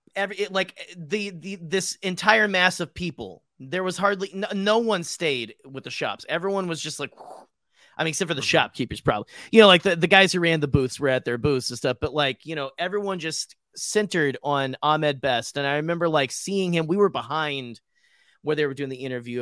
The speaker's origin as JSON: {"language": "English", "region": "Arkansas", "country": "United States", "tie": "born or raised there", "moved": "yes", "said": "my hometown in Arkansas"}